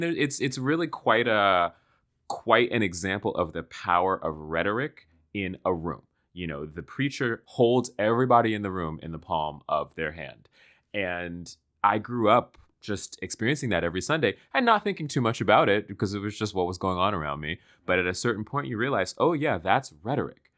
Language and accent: English; Washington, District of Columbia, United States; I grew up in Washington, D C